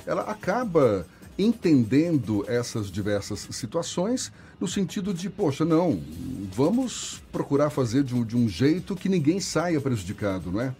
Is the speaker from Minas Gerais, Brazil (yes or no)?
yes; Minas Gerais, Brazil; eu sou mineiro